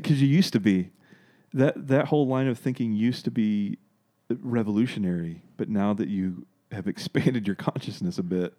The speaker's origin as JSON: {"language": "English", "town": "Dardanelle", "region": "Arkansas", "country": "United States", "tie": "born or raised there", "also_born_or_lived": "Russellville, Arkansas", "said": "I grew up in Dardanelle, went to school there, graduated, went to Arkansas Tech for a little bit"}